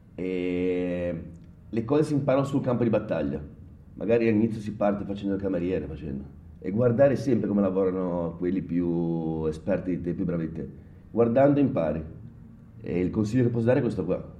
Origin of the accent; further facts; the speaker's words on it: Genoa, Liguria, Italy; da buon genovese